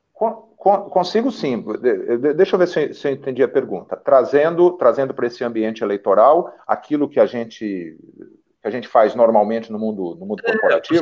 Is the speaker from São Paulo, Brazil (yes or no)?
yes; Getulina, São Paulo, Brazil; also born or lived in interior of Paraná, Brazil; now in Fortaleza, Brazil; Eu estou em Fortaleza, mas eu sou eu, eu, sou natural aí do interior de São Paulo. Minha cidade minha cidade onde eu nasci chama Getulina. Minha primeira infância foi no, no Paraná, no interior do Paraná.